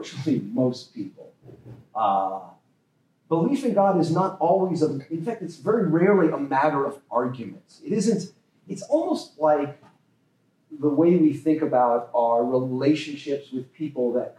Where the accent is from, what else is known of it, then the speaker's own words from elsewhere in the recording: Las Vegas, Nevada, United States; I grew up in Nevada, Las Vegas